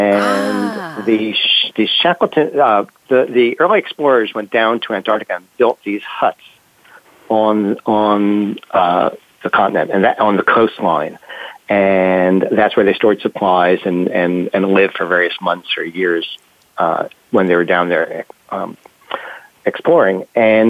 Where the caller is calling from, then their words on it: London, United Kingdom; Okay, well, I'm calling from London, England. And it's a beautiful sunny day.